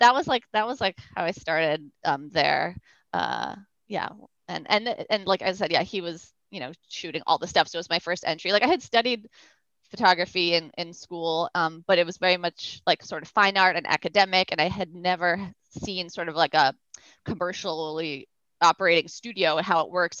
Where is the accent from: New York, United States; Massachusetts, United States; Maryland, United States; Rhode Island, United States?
Massachusetts, United States; Newton; also born or lived in Brazil; I grew up in Boston